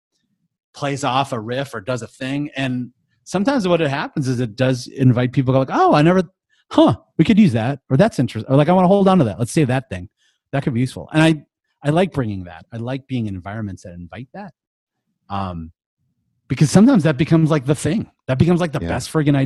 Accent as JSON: {"language": "English", "country": "United States", "tie": "born or raised there", "said": "growing up in America"}